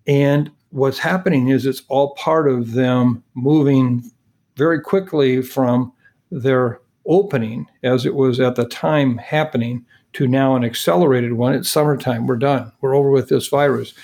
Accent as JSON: {"language": "English", "region": "Minnesota", "country": "United States", "said": "my home state of Minnesota"}